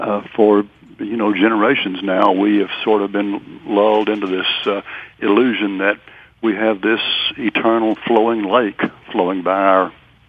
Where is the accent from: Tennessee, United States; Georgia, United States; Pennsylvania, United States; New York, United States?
Tennessee, United States; Memphis; It is true in Natchez as well as New Orleans, and I grew up near Memphis, Tennessee, and it's the same there.